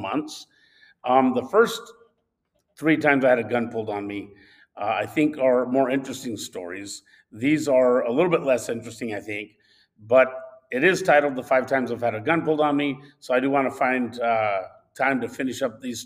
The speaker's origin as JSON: {"language": "English", "region": "Southwest", "country": "United States", "also_born_or_lived": "Arizona", "moved": "yes", "said": "I'm from the Southwest, where hunting deer is totally different."}